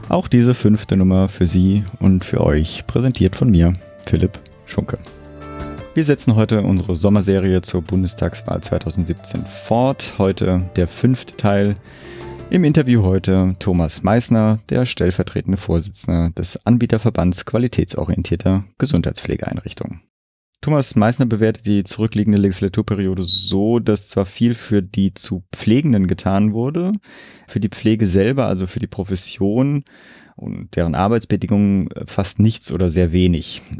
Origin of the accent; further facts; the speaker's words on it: Berlin, Germany; gerade als Berliner profitiere ich natürlich im Zweifelsfall auch davon.